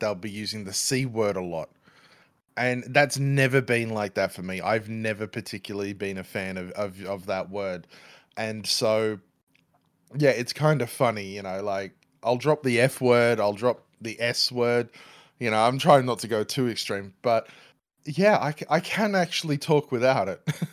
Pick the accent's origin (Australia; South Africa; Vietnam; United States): Australia; I'm Australian